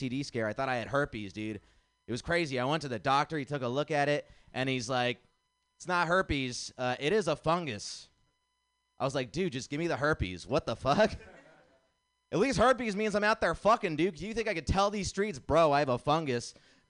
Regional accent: India; I'm nice to meet you. I'm from India.

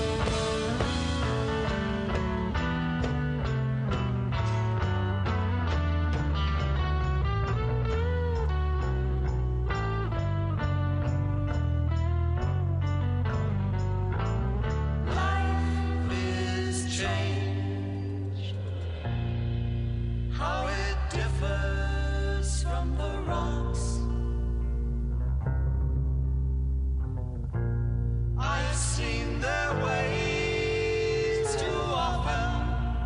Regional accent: San Francisco, California, United States; It's my hometown

